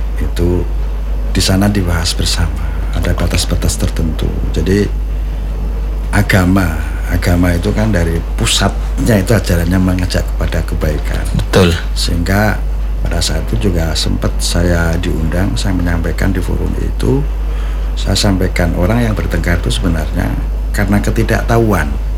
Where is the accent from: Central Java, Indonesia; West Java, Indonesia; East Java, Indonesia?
Central Java, Indonesia; Demak; Sebagai orang Demak